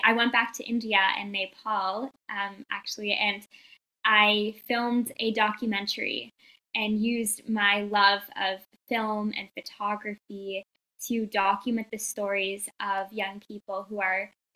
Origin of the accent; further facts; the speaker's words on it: Toronto, Ontario, Canada; I am from Toronto, Canada